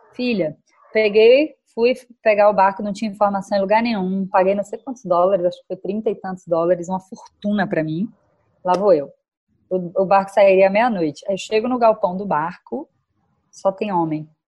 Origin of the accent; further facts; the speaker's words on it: Bahia, Brazil; eu vim da Bahia